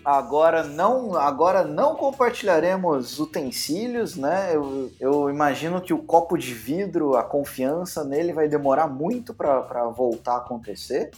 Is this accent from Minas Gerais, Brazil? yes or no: yes; Minas Gerais, Brazil; eu sendo mineiro